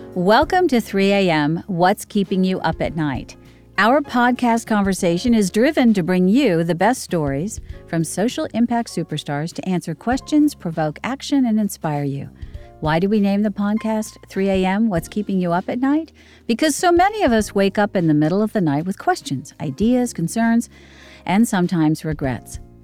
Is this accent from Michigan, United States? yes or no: no; Arlington, Virginia, United States; now in Nashville, United States; I grew up in Arlington